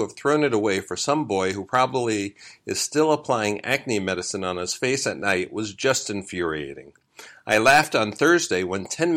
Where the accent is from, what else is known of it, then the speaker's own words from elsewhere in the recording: New York City, New York, United States; I grew up in Brooklyn and Queens in a working-class family